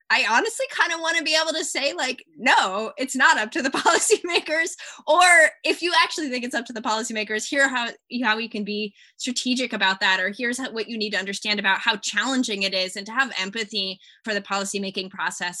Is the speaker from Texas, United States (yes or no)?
yes; Austin, Texas, United States; also born or lived in California; growing up in Texas, I had opportunities, especially in Austin